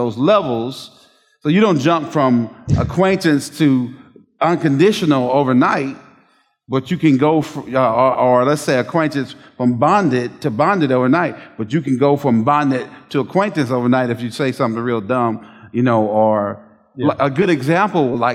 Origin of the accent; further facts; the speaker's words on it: Southwest Georgia, United States; As a boy growing up in Southwest Georgia